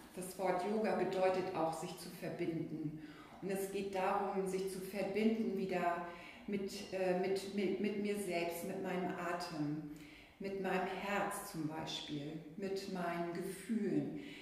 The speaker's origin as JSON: {"language": "German", "country": "Finland", "tie": "born or raised there", "moved": "yes", "said": "Ich bin ja nun in Finnland geboren und da ist die Wintersonnenwende immer großes Thema gewesen und wird ja auch gefeiert über das Julefest, das Lichterfest"}